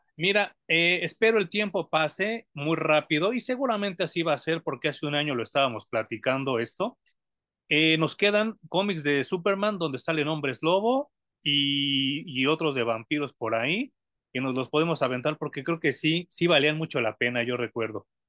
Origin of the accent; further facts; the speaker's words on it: Mexico; como mexicano cuesta mucho trabajo porque tenemos que aprender otro idioma